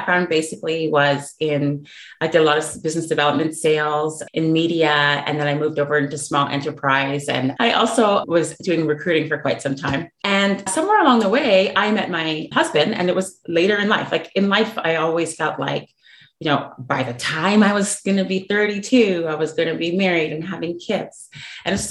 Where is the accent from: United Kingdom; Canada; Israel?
Canada; moved away as an adult; now in Dallas, United States; I'm from Canada, but I've relocated to the US. So I do live in the Dallas Metroplex